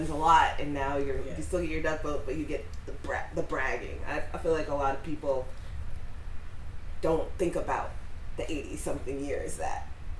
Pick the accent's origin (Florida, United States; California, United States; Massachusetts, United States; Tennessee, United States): Massachusetts, United States; Boston; moved away; also born or lived in upstate New York; I'm from Boston, half from Boston, half from upstate New York, but I spent a lot of time growing up in Boston and definitely lived there when the Red Sox won the World Series for the first time in 80-something years.